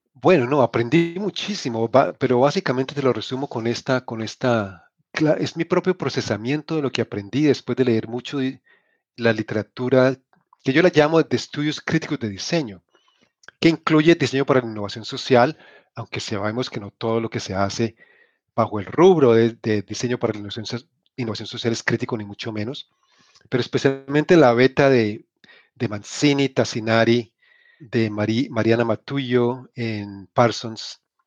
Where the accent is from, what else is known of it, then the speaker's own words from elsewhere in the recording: Cali, Valle del Cauca, Colombia; moved away as an adult; also born or lived in Manizales, Colombia; now in United States; nací en Colombia, crecí en Colombia, nací en Manizales, crecí en Cali.